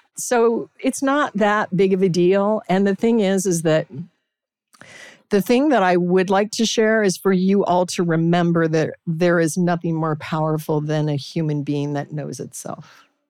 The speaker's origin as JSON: {"language": "English", "town": "Anchorage", "region": "Alaska", "country": "United States", "tie": "born or raised there", "said": "I was raised in Alaska, Anchorage, Alaska."}